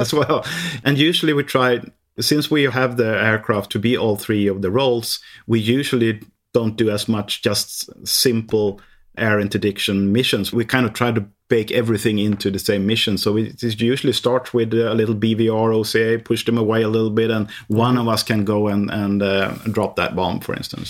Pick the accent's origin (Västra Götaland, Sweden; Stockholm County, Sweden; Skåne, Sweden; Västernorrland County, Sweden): Västernorrland County, Sweden; Härnösand; English is a second language; I am born in the northern part of Sweden, where it's really cold. It's, uh, in a small town called, uh, Härnösand